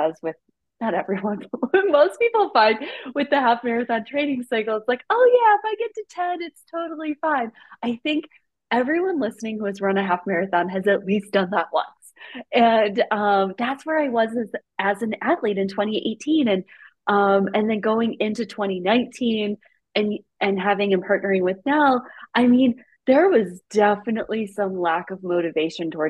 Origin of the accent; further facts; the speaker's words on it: Midwest, United States; now in Colorado, United States; I'm from the Midwest